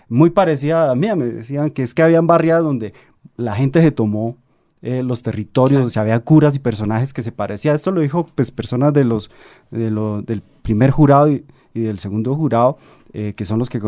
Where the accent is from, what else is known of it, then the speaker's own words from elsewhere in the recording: Santander, Colombia; yo estaba haciendo como un, viaje familiar eh, en Bucaramanga, yo soy de Santander